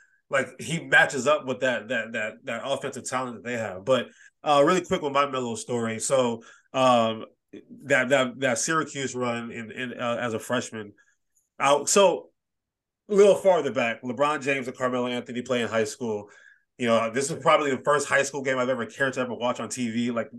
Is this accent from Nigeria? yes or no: yes; Nigeria; Like, he played Nigeria this one year, and I'm Nigerian, so I was very conflicted.